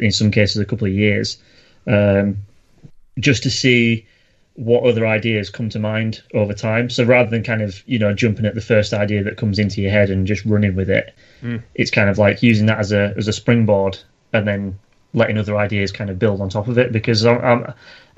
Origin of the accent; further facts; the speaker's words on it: Yorkshire and the Humber, United Kingdom; accent: northern; I'm from Yorkshire. We come out speaking eloquent English like from day one.